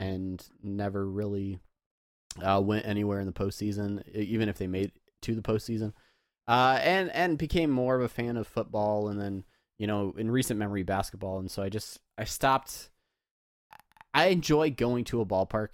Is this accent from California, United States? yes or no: yes; San Diego, California, United States; I grew up in San Diego, home of the Padres